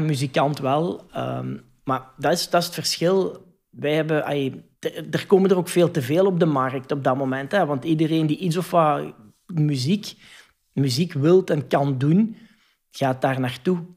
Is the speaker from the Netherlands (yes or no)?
no; Hasselt, Flanders, Belgium; PXL bijvoorbeeld bij ons in Hasselt